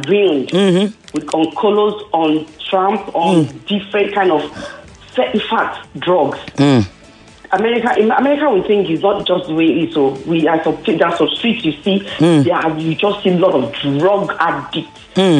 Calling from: Abule Egba, Lagos, Nigeria; I'm calling from Abulegba.

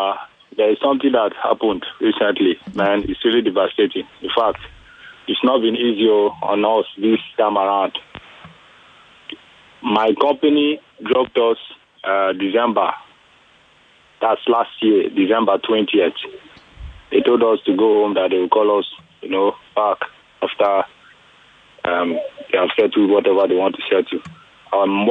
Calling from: Ibeju-Lekki, Lagos, Nigeria; I'm calling from Ibejuleki.

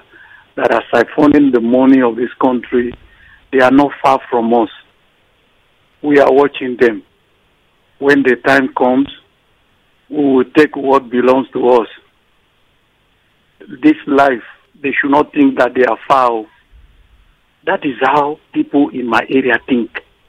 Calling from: Iju, Nigeria; I'm calling from Iju.

